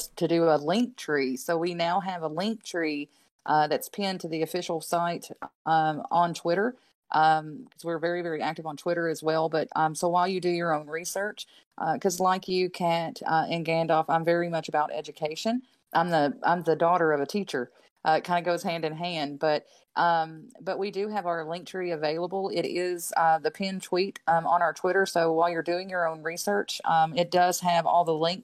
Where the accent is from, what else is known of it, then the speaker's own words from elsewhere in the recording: Southern United States, United States; accent: Southern; you can hear from my accent that I'm from the Southern United States